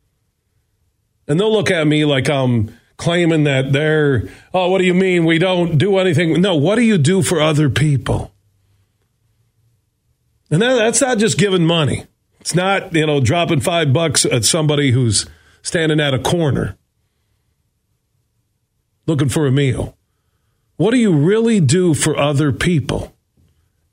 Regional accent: Burton Heights, Sparta, Michigan, United States; when I moved from Burton Heights to Sparta, Michigan

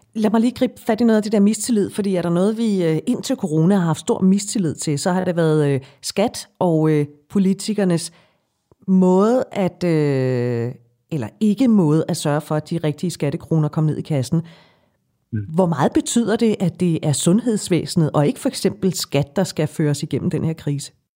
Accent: Denmark; vi danskere

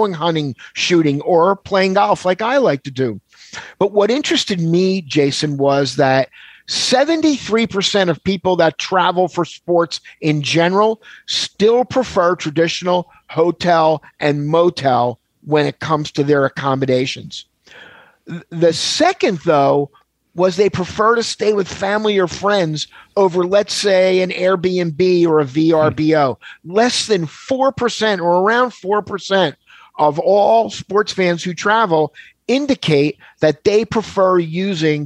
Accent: Philadelphia, Pennsylvania, United States; I grew up in Philadelphia

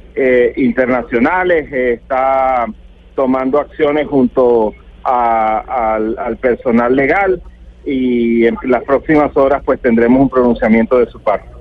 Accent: Venezuela

